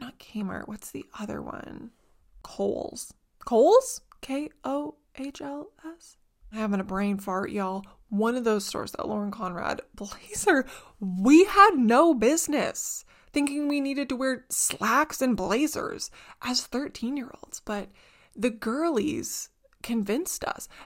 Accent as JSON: {"language": "English", "region": "Southern Ontario", "country": "Canada", "tie": "born or raised there", "said": "where I grew up and stuff in Southern Ontario"}